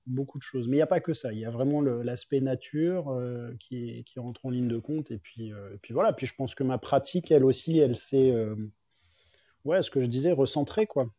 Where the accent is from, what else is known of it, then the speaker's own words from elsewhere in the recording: Paris, Île-de-France, France; moved away as an adult; also born or lived in Biarritz; now in Geneva, Switzerland; je suis parisien de base et j'ai grandi vécu à Paris toute ma vie